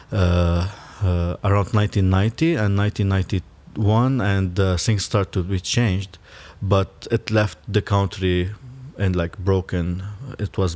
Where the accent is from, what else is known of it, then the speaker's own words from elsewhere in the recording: Lebanon; moved away as an adult; also born or lived in Belfast, United Kingdom; I'm Lebanese, but also my father is Syrian, and uh, my father also a Muslim, and my mom is Christian. So there's already a lot of conflict just in my inner family uh, itself. And I grew up in Lebanon in, uh, during the civil war